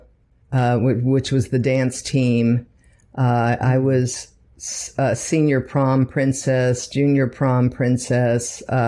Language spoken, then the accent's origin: English; Redwood City, California, United States; moved away as an adult; also born or lived in Palo Alto, California; now in Los Angeles, United States; Born and raised in San Francisco Bay Area. Palo Alto Hospital, before it became Silicon Valley, grew up in, Redwood City